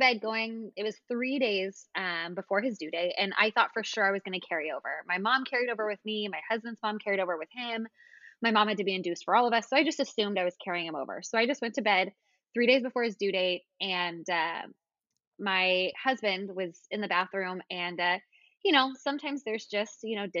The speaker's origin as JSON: {"language": "English", "region": "California", "country": "United States", "tie": "born or raised there", "moved": "yes", "lives_now": "Alexandria, United States", "said": "So I grew up in California. That's where my parents still live"}